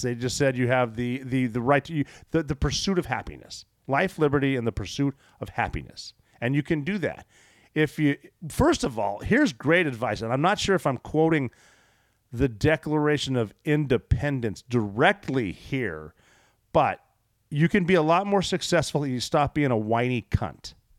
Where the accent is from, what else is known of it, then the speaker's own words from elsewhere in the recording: Butte, Montana, United States; I am from Butte, Montana